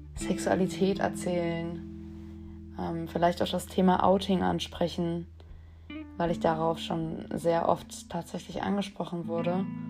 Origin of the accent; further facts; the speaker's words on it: Dortmund, North Rhine-Westphalia, Germany; ich bin 21 Jahre alt und ich komme aus Dortmund